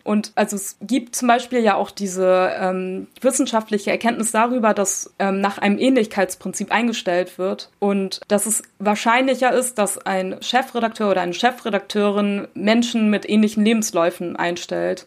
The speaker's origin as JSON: {"language": "German", "country": "Germany", "tie": "born or raised there", "said": "ich bin in Deutschland geboren und aufgewachsen, meine Eltern kommen aus der Türkei"}